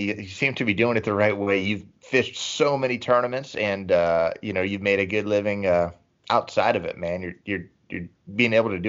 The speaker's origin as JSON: {"language": "English", "region": "Texas", "country": "United States", "said": "I'm from Texas, bro."}